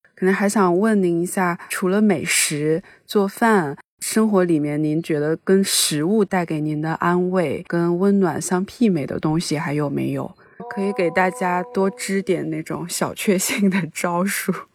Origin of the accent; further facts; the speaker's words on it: Zibo, Shandong, China; moved away as an adult; 我是那个山东淄博人，就我们那边小地方